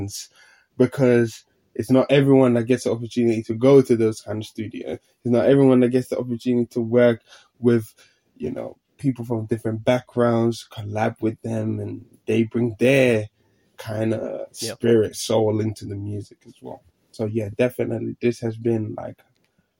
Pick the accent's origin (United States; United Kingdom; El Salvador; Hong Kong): United Kingdom; London; moved away as an adult; now in Finland; I grew up here in London as well